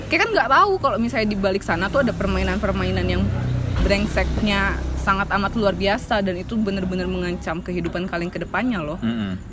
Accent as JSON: {"language": "Indonesian", "region": "Java", "country": "Indonesia", "said": "ya saya anak Jawa"}